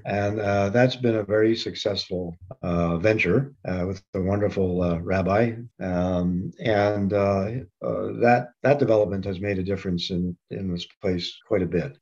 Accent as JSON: {"language": "English", "town": "Montreal", "region": "Quebec", "country": "Canada", "tie": "born or raised there", "also_born_or_lived": "United States", "moved": "as an adult", "lives_now": "Waterloo, Canada", "said": "I grew up, I was born and raised in Montreal"}